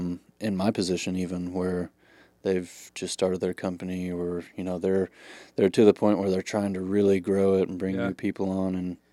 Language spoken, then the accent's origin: English; Tulsa, Oklahoma, United States; Tulsa, Oklahoma.